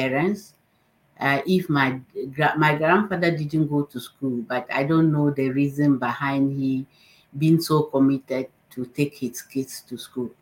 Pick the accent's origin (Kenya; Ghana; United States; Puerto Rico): Ghana; northern Ghana; I grew up in the northern part of Ghana